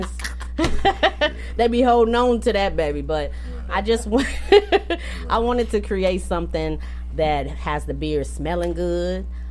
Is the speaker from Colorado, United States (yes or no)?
no; Champaign, Illinois, United States; moved away as an adult; also born or lived in Decatur, Illinois; I was raised in Champaign